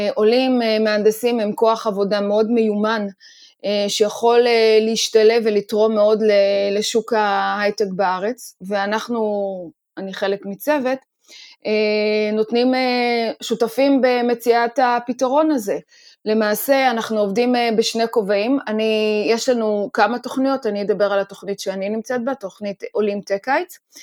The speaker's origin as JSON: {"language": "Hebrew", "country": "Israel", "said": "לנו כישראלים"}